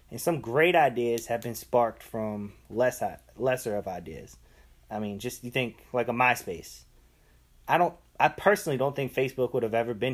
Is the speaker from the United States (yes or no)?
yes; Baltimore, Maryland, United States; I'm from Baltimore.